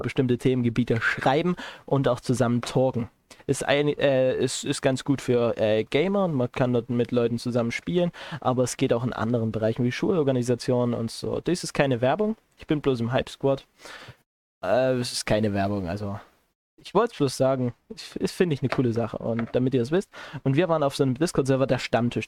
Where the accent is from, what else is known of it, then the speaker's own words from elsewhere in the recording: Chemnitz, Saxony, Germany; also born or lived in Erzgebirge; wo ich herkomme. Ich sagte aus aus Chemnitz